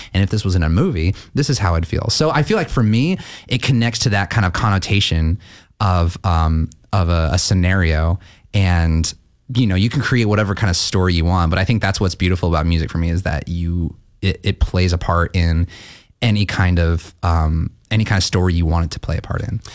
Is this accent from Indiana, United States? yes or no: no; Gresham, Oregon, United States; I'm from Gresham. I came up from Gresham